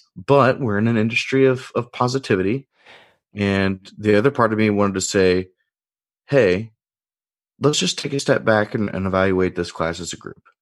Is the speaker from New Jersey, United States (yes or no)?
no; Indiana, United States; now in Illinois, United States; going back home to Indiana